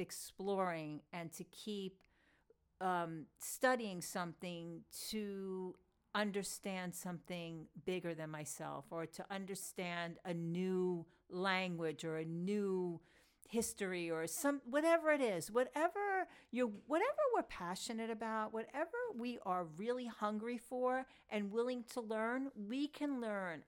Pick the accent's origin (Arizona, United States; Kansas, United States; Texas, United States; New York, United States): New York, United States; Long Island; accent: New York Long Island Jewish; my New York, um, Long Island Jewish accent